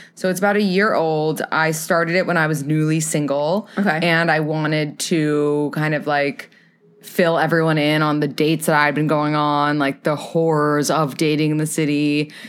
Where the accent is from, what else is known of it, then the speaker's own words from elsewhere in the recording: New York City, New York, United States; I am from New York City